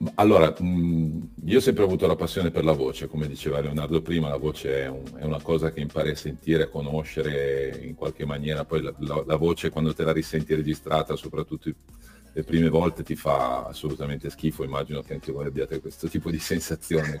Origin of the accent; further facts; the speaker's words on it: Cuneo, Piedmont, Italy; moved away as an adult; sono cresciuto a Cuneo